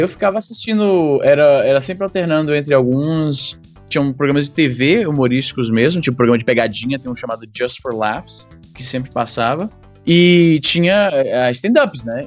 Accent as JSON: {"language": "Portuguese", "country": "Brazil", "tie": "born or raised there", "said": "Eu me lembro muito da minha infância lá no Jardim América"}